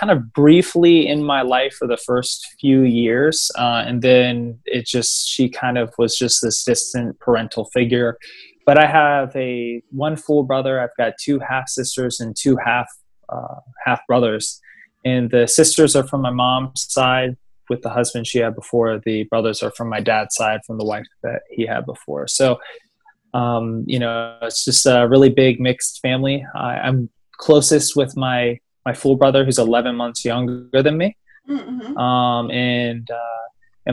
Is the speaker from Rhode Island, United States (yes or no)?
no; Maryland, United States; also born or lived in West Virginia / Ashburn, Virginia; now in Los Angeles, United States; grew up on the East Coast in Maryland, and I lived in Maryland for a few years, and then spent like part of my life in West Virginia, like a decent part of my life